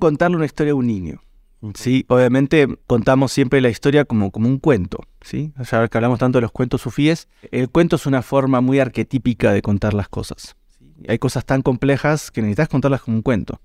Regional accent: Mar del Plata, Buenos Aires Province, Argentina; moved away as an adult; also born or lived in Villa María, Córdoba, Argentina; now in Ecuador; Nací en Mar del Plata, cuatrocientos y pico de kilómetros al sur de Buenos Aires por la costa.

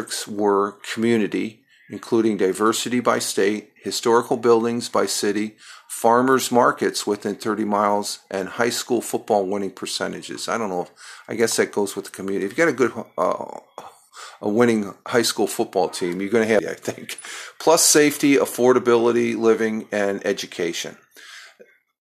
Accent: Tioga County, upstate New York, United States; moved away as an adult; we're both from New York and we're both from Tioga County here

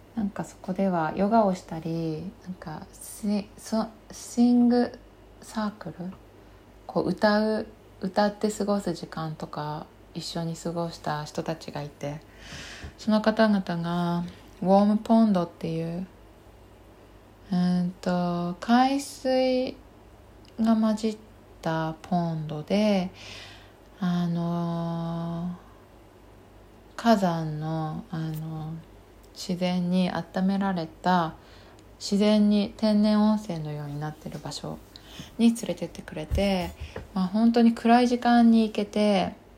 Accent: Kaga, Ishikawa, Japan; moved away as an adult; also born or lived in Toronto, Canada; now in Chiba, Japan; 地元は石川県の加賀市というところなんですね。

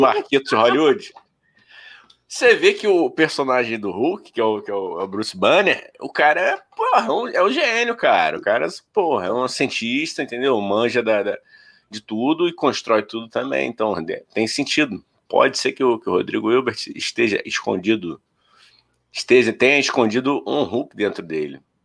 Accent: Rio de Janeiro, Brazil; a gente é carioca

